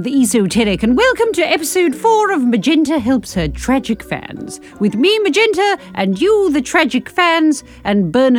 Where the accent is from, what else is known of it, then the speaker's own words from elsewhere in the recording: United Kingdom; we're British.